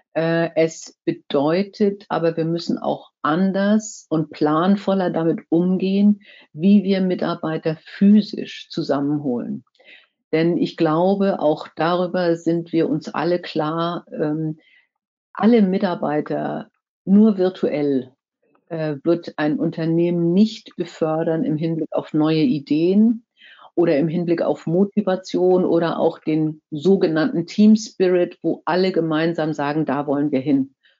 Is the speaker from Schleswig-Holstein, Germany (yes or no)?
yes; Kiel, Schleswig-Holstein, Germany; ich komme ja aus Kiel